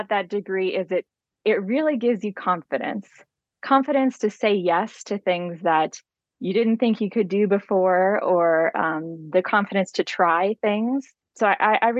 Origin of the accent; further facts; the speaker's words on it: Florida, United States; moved away as an adult; I grew up in Florida, so way down south